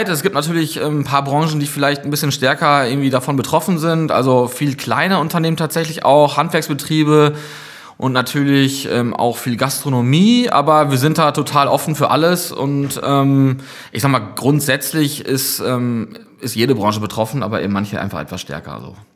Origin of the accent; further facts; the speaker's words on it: Gronau, North Rhine-Westphalia, Germany; born there; ich bin 32 Jahre alt, ähm, gebürtig aus Gronau.